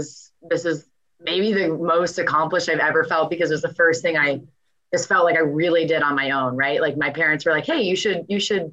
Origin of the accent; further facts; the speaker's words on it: Boston, Massachusetts, United States; So I'm from Boston. I grew up in the South End, which is true Boston